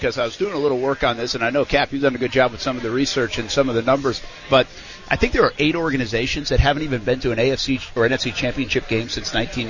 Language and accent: English; New England, United States; now in Jacksonville, United States; I come from New England